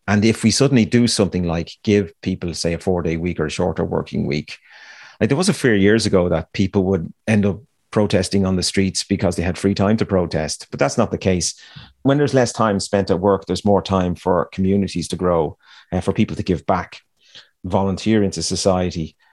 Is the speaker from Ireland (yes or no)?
yes; Ireland; me growing up in Ireland